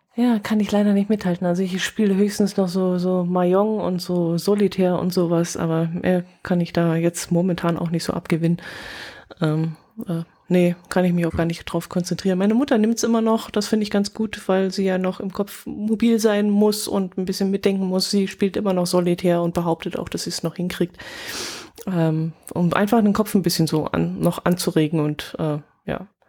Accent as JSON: {"language": "German", "town": "Oberstdorf", "region": "Bavaria", "country": "Germany", "said": "bei uns in Oberstdorf"}